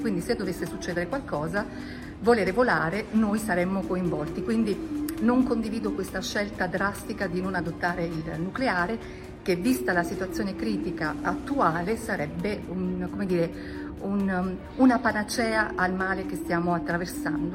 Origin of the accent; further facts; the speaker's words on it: Milan, Lombardy, Italy; vengo da Milano